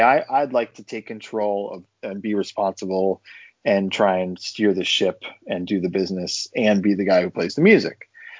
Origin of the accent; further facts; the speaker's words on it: Connecticut, United States; moved away as an adult; also born or lived in Boston / Los Angeles; I grew up in Connecticut in the States